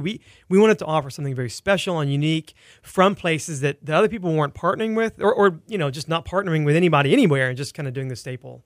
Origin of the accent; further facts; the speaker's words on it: El Campo, Texas, United States; now in Houston, United States; I grew up in Wharton County, an hour s-, southwest of here in a town called El Campo